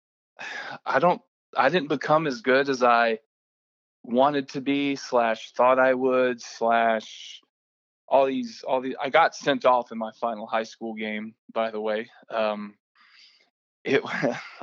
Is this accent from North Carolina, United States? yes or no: yes; Raeford, North Carolina, United States; I was born and raised in Rayford, North Carolina, small town outside of Fayetteville, North Carolina